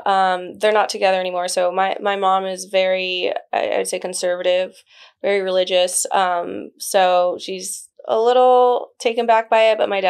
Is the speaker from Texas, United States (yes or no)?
yes; Dallas, Texas, United States; also born or lived in Guadalajara, Mexico; So I'm from Guadalajara, Jalisco. I moved to Dallas when I was 4 years old.